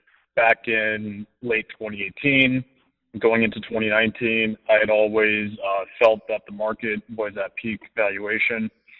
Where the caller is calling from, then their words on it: Los Angeles, California, United States; I'm a caller from Los Angeles.